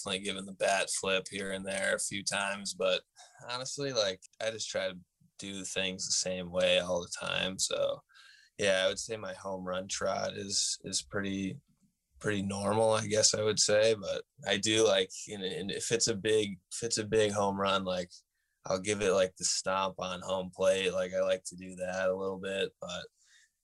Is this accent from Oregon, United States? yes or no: no; Stafford, Connecticut, United States; I'm from Connecticut, so you always hear about New Britain Stadium, and myself as a kid growing up